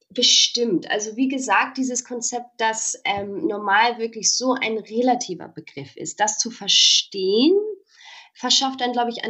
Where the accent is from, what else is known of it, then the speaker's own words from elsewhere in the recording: Oxford, South East England, United Kingdom; also born or lived in Berlin, Germany; Also bin ich in Oxford in England geboren. Mhm und habe dann tatsächlich da auch also mein meistes Leben verbracht. Also ich hatte das große Glück, ähm, Oxford und Berlin